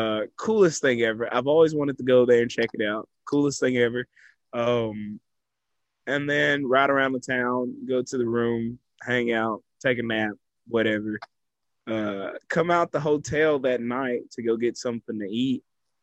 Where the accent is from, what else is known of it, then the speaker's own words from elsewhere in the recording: Texas, United States; I have been a devout Texan my entire life.